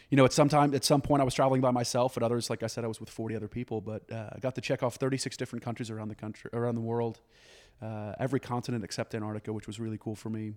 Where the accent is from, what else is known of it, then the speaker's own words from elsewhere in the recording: Dallas, Texas, United States; moved away as an adult; also born or lived in New York; I was born and raised in Dallas.